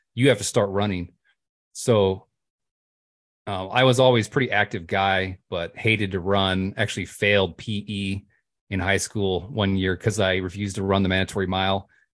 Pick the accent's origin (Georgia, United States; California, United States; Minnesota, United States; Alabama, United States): California, United States; moved away as an adult; also born or lived in Montana / Missouri; now in Pennsylvania, United States; born and raised in California, but I've kind of lived everywhere